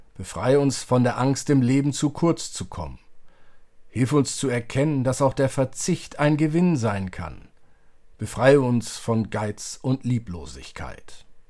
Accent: Germany; wir als Deutsche

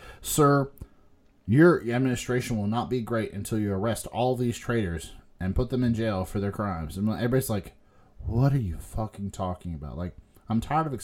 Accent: United States

